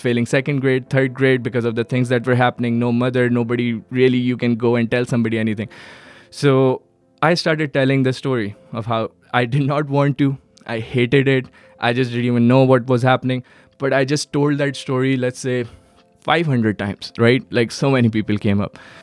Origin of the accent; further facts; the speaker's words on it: Karachi, Sindh, Pakistan; English is a second language; moved away as an adult; now in Herndon, United States; I was born in Karachi, Pakistan